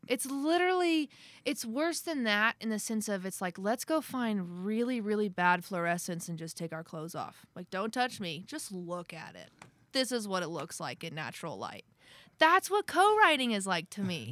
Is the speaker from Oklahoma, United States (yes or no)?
yes; near Tulsa, Oklahoma, United States; moved away; also born or lived in Nashville, Tennessee; I grew up in this town called Wausau, Oklahoma, just outside of Tulsa